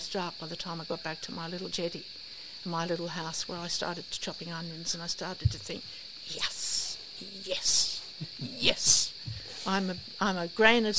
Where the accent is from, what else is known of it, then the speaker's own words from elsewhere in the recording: Australia; I grew up on the Lenco River